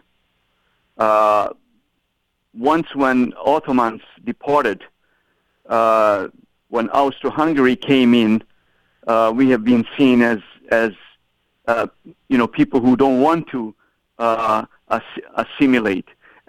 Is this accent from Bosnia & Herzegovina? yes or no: yes; Bosnia & Herzegovina; moved away as an adult; also born or lived in Toronto, Canada / Vancouver, Canada; now in Ottawa, Canada; I came to Canada from Bosnia and Herzegovina.